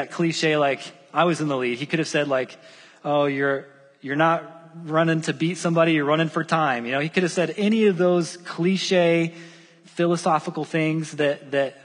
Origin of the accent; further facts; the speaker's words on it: Southern Wells area, Indiana, United States; I was born and raised in Southern Wells area, and I love Southern Wells still